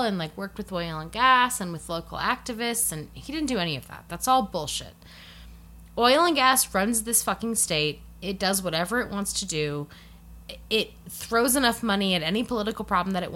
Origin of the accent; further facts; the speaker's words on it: Colorado, United States; I'm from Colorado